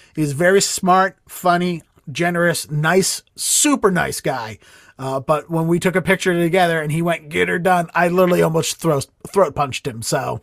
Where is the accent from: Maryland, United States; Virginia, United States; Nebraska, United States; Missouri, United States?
Maryland, United States; Baltimore; moved away as an adult; now in Boston, United States; from where I grew up in Baltimore